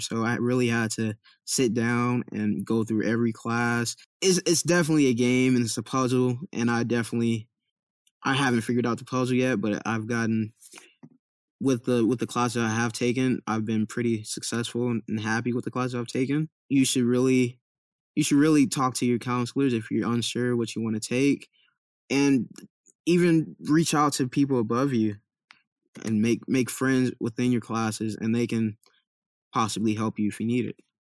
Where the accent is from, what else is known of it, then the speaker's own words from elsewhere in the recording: Compton, California, United States; also born or lived in Irvine, California; I grew up in Compton, California